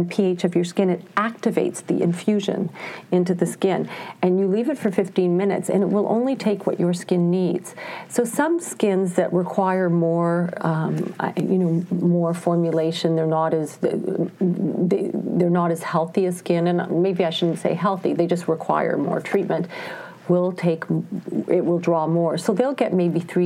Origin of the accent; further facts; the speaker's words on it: Ontario, Canada; now in Montreal, Canada; I grew up in Ontario. I would say, you know, I call myself an English Canadian.